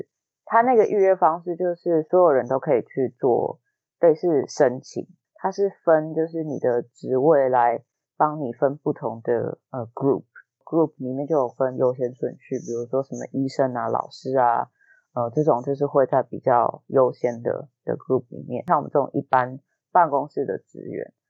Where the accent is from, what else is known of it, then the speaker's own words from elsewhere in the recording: Taiwan; 然后那个时候你知道我们台湾人就是听到这种